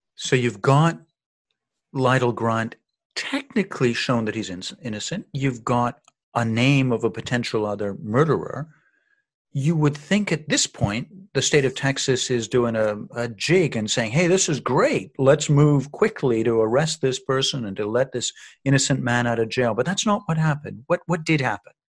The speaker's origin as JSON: {"language": "English", "country": "Canada", "said": "I'm from Canada"}